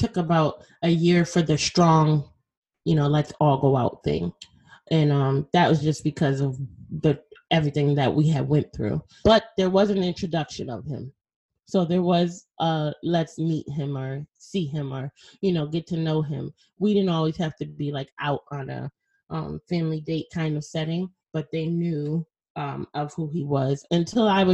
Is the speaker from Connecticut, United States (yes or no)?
yes; Bridgeport, Connecticut, United States; where I'm from Connecticut, Bridgeport, Connecticut